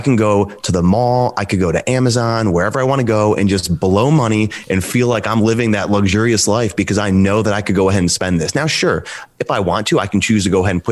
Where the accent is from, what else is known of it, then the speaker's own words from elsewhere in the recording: Cleveland, Ohio, United States; now in Cincinnati, United States; I'm from the Cleveland area. Right now, I'm currently living in Cincinnati.